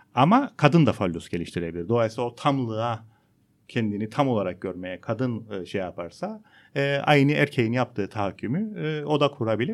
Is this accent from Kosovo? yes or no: no; Cyprus; ben Kıbrıslıyım